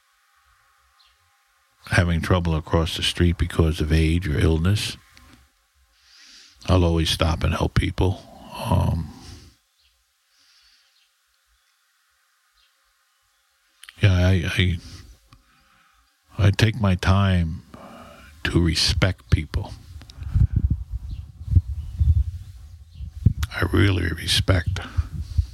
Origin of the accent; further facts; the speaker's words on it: New York City, New York, United States; I was brought up in the Bronx.